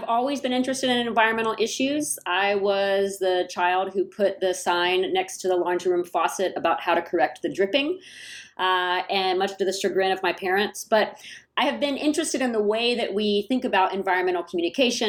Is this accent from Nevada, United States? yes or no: no; Atlanta, Georgia, United States; moved away as an adult; now in San Jose, United States; I grew up in Atlanta, Georgia. I came to San Jose in 2002